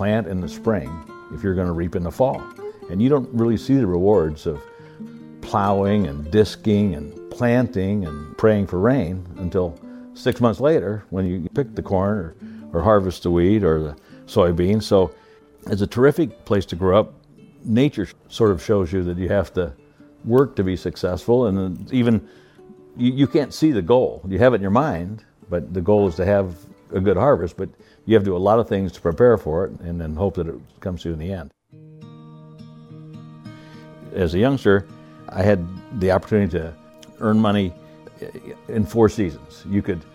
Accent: Iowa, United States; I was born in Iowa on a farm, the oldest of five kids.

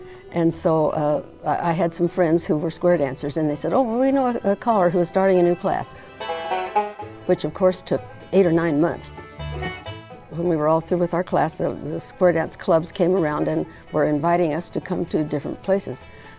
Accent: New Mexico, United States; also born or lived in Northern California; now in Loma Linda, United States; I was born in New Mexico in 1930, in the beginning of the Great Depression. My parents were relatively poor

